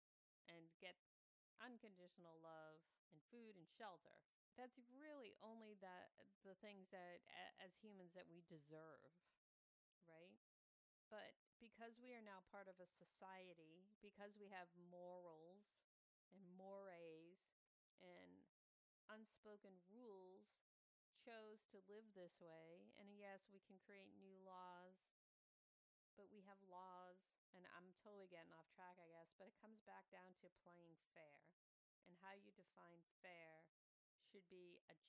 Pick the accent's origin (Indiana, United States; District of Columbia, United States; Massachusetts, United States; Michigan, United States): Massachusetts, United States; Waltham; my hometown of Waltham, Massachusetts